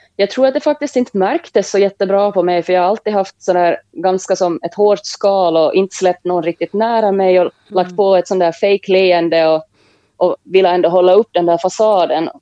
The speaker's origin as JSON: {"language": "Swedish", "town": "Jakobstad", "region": "Ostrobothnia", "country": "Finland", "tie": "born or raised there", "moved": "yes", "said": "Jag växte upp i Jakobstad i Finland tillsammans med min mamma och min lilla syster"}